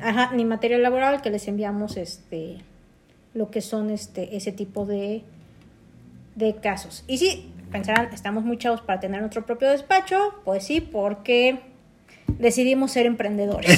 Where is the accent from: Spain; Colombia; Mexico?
Mexico; Mexico City; somos oriundos de la Ciudad de México.